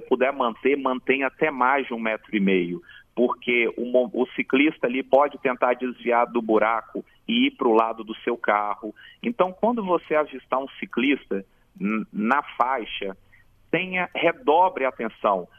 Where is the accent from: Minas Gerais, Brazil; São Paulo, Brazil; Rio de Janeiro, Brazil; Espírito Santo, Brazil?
Espírito Santo, Brazil; Jardim América; Jardim América, a minha terra querida onde eu fui criado